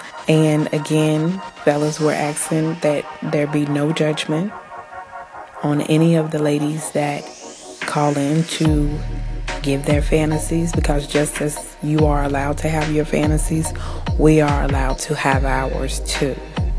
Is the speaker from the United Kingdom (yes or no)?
no; New Zealand; I am Kiwi.